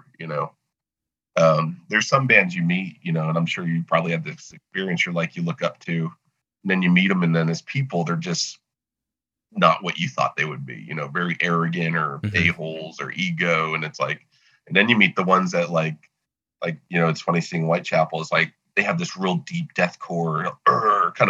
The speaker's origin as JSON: {"language": "English", "region": "South Florida", "country": "United States", "tie": "born or raised there", "moved": "yes", "said": "I grew up in South Florida"}